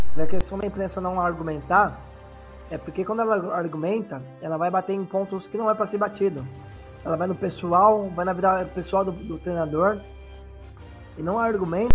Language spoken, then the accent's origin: Portuguese; São Paulo, Brazil; aqui no estado de São Paulo, que eu sou do estado de São Paulo